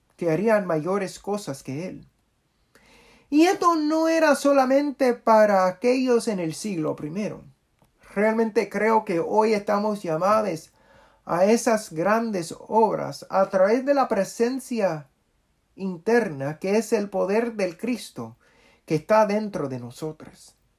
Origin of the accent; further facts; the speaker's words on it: Puerto Rico; now in Washington, D.C., United States; Soy un puertorriqueño y queer y orgulloso de serlo